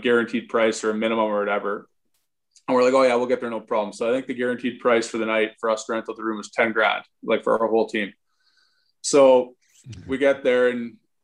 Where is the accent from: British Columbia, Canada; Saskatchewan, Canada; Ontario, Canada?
Saskatchewan, Canada; Saskatoon; growing up playing minor hockey in Saskatoon